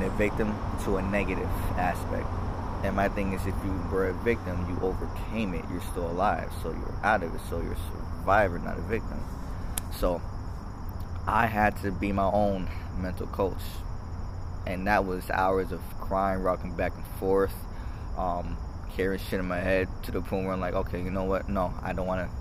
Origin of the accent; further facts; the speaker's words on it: Boston, Massachusetts, United States; Dorchester. Manapin area, Hyde Park area